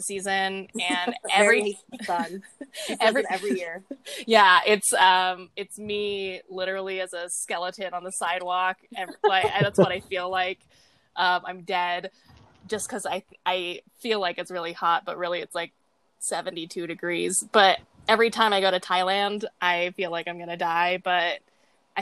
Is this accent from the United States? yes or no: yes; Wyoming, United States; I'm not from here, okay? I'm from Wyoming.